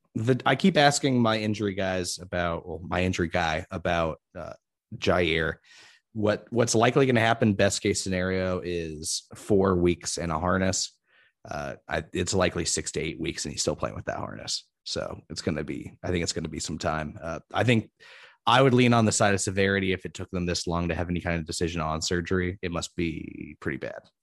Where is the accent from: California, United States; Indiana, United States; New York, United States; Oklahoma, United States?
Indiana, United States; I'm from Indiana, so I hear about Notre Dame all the time.